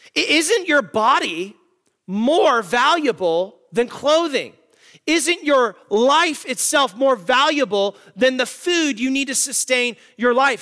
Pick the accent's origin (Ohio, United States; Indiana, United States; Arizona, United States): Arizona, United States; Tucson; I'm from Tucson, Arizona